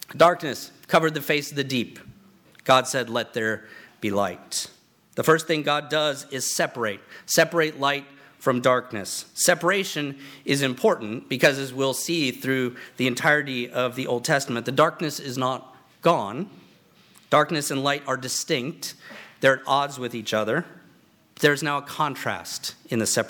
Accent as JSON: {"language": "English", "region": "Virginia", "country": "United States", "tie": "born or raised there", "moved": "yes", "said": "I grew up back on the East Coast, and in Virginia, we had the Blue Ridge Mountains"}